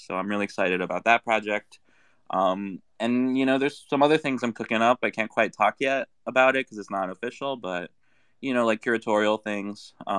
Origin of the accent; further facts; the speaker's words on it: Brazil; English is a second language; Like, I'm originally from Brazil